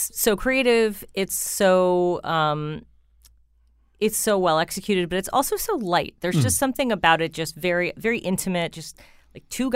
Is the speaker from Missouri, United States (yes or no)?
no; Wallingford, Connecticut, United States; moved away; also born or lived in New York; I'm from Wallingford